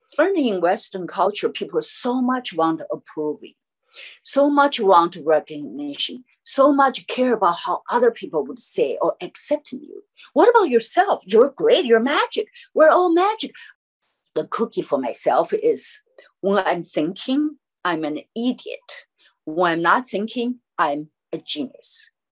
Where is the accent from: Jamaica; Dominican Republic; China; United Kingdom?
China; Chengdu, Sichuan; English is a second language; moved away as an adult; also born or lived in New York; my hometown, Chengdu, Sichuan.